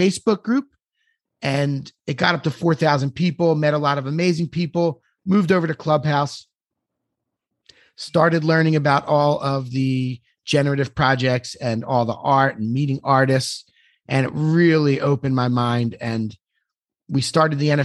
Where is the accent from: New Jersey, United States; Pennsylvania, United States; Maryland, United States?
Pennsylvania, United States; Philadelphia; moved away as an adult; now in Miami, United States; I'm from Philadelphia